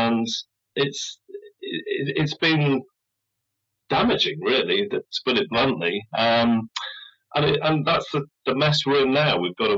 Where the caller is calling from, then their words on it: United Kingdom; I'm in the UK.